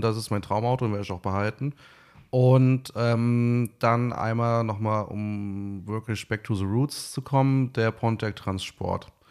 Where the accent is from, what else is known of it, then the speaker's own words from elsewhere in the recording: Eifel, Germany; moved away; also born or lived in Bad Camberg; bei uns in der Eifel